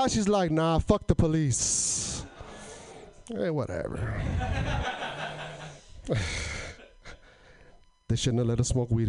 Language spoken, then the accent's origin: English; Portland, Oregon, United States; I'm from Portland